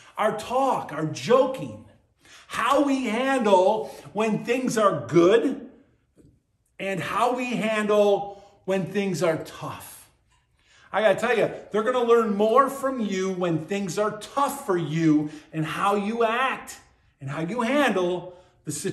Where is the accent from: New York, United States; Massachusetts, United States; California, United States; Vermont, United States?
New York, United States; Buffalo; When I was a kid growing up on Hurdle Avenue in Buffalo, New York